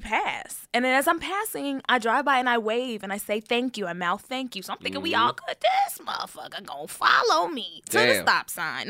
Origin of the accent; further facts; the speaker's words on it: Texas, United States; I'm from Texas